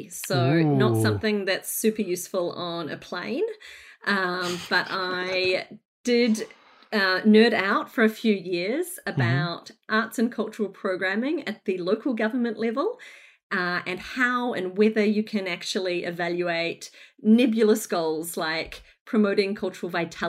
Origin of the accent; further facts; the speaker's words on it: Northland, New Zealand; moved away as an adult; now in Brunswick, Australia; But I hail from Northland in New Zealand, Aotearoa, where I was very fortunate to grow up and get educated and work for a little bit.